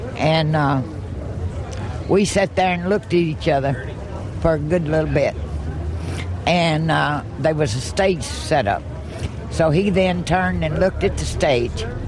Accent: Franklin, Tennessee, United States; Franklin, Tennessee, in my hometown

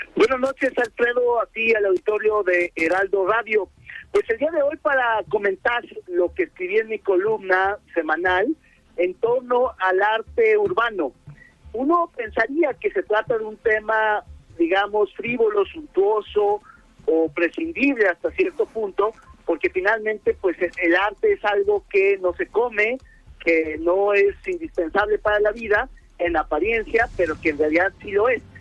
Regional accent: Mexico; como mexicanos

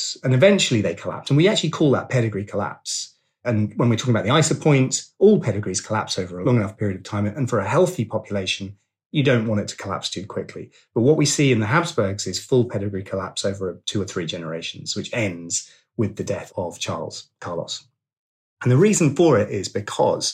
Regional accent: Suffolk, East of England, United Kingdom; I'm from Suffolk

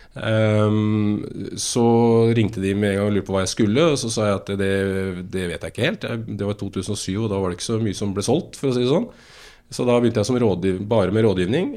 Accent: Asker, Akershus, Norway; jeg er født og oppvokst i Asker

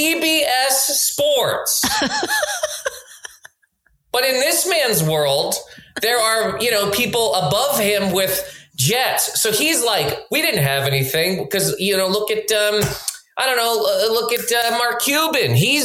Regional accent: Nova Scotia, Canada; now in New York, United States; growing up in Nova Scotia

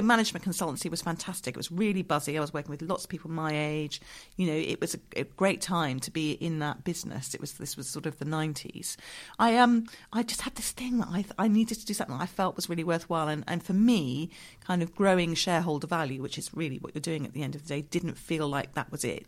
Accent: Dorset, South West England, United Kingdom; moved away; I grew up in Dorset. My father still lives down there

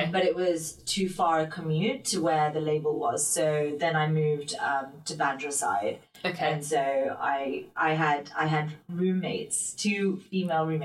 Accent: London, United Kingdom; also born or lived in New York, United States / Mumbai, India; I grew up in Chelsea

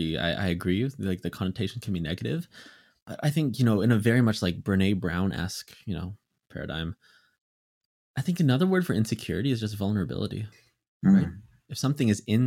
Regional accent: Philippines; I'm Filipino

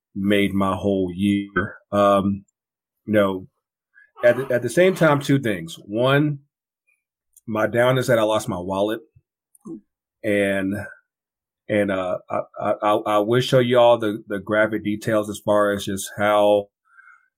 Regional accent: Kinston, North Carolina, United States; now in Atlanta, United States; my hometown, Kinston, North Carolina, and that's about a good 7 hours from here, from Atlanta

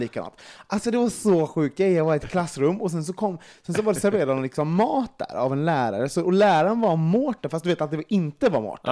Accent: Sweden; som svensk

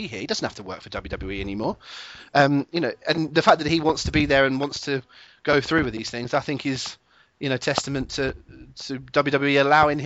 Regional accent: England, United Kingdom; I am an Englishman

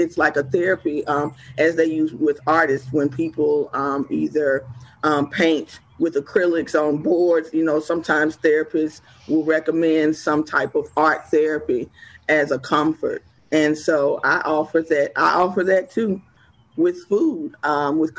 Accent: West Point, Mississippi, United States; also born or lived in Atlanta, Georgia / Jackson, Mississippi; I'm originally born and raised in West Point, Mississippi. So I am I'm definitely a Mississippi girl

